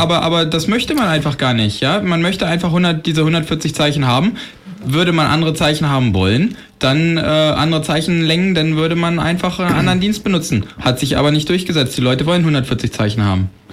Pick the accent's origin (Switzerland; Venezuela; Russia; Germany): Germany; wir Deutschen